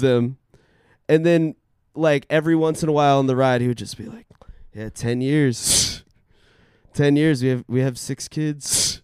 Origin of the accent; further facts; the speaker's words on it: Washington, District of Columbia, United States; moved away; This is my hometown